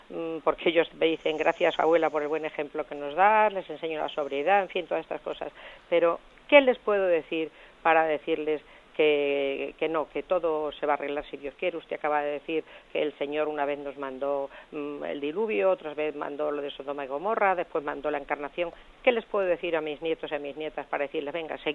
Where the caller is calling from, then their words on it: Madrid, Community of Madrid, Spain; de Madrid